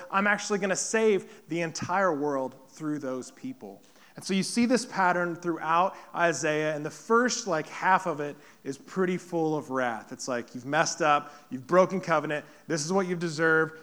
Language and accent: English; Poplar Bluff, Missouri, United States; moved away as an adult; also born or lived in Kansas City, Missouri; now in Blue Springs, United States; Popper Bluff is where I grew up. This is my hometown